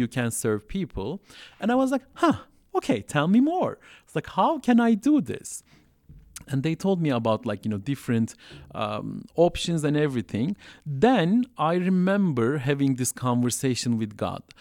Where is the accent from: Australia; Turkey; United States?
Turkey; Istanbul; English is a second language; moved away as an adult; also born or lived in Southeast Turkey; now in Montreal, Canada; I grew up in Turkey. So I'm originally from Turkey. I grew up in Istanbul